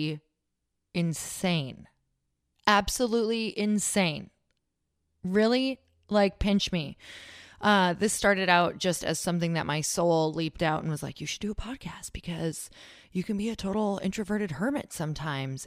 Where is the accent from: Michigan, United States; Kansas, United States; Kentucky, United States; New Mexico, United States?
Michigan, United States; Upper; from Upper Michigan